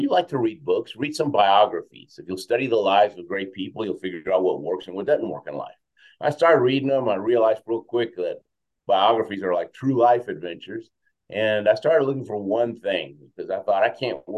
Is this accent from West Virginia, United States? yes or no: no; Houston, Texas, United States; first language Spanish; English is a second language; also born or lived in Argentina / Queens, New York / Venezuela; now in Colorado, United States; We were in Queens, New York for a couple of years, then Houston most of my life, Venezuela for a couple of years.